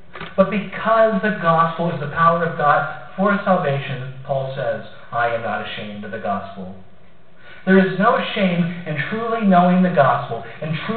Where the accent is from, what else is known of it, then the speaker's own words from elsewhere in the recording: Columbus, Ohio, United States; moved away; I'm from Ohio originally, Columbus to be specific